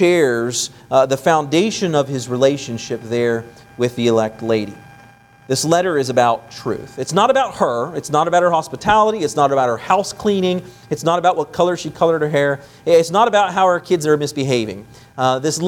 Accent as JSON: {"language": "English", "region": "West Virginia", "country": "United States", "also_born_or_lived": "Florida", "moved": "yes", "said": "I'm from, you know, the East Coast. I'm from West Virginia."}